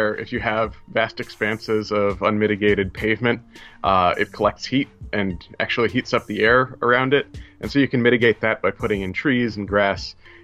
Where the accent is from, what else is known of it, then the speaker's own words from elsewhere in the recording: New York City area, United States; also born or lived in Worcester, Massachusetts; I'm from the New York City area. I was there when it happened.